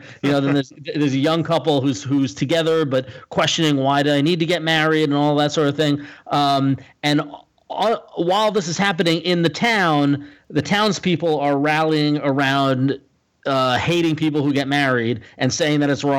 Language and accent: English; Northeast, United States; I'm a liberal from the Northeast.